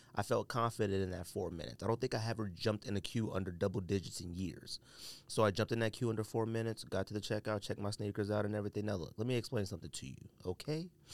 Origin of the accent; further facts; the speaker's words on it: California, United States; I'm from California